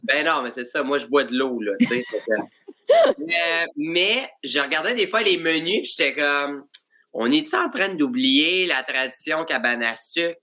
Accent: Joliette, Quebec, Canada; moi, je viens de Joliette

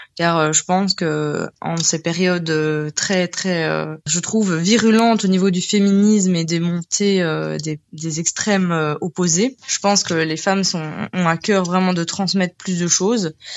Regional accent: Belgium; nous sommes belges avec mon conjoint

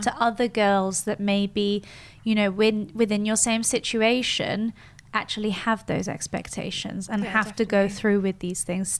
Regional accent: Switzerland; I was brought up in Switzerland, but with English, Austrian, Spanish, French origins

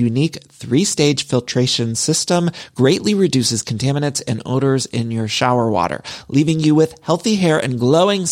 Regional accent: Midwest, United States; moved away as an adult; now in Los Angeles, United States; I'm from the Midwest, but I've lived in California for so long, and I truly do love it here

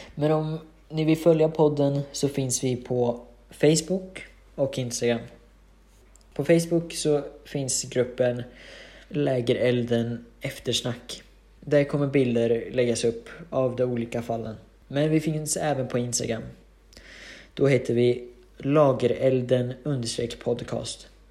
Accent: Hudiksvall, Gävleborg County, Sweden; Jag är från Hudiksvall

